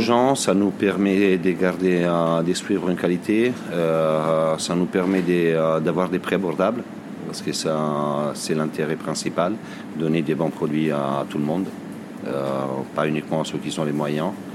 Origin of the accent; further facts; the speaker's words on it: Varese, Lombardy, Italy; French is a second language; moved away as an adult; now in France; je suis né à Varese, euh, en Lombardie, du côté du lac Majeur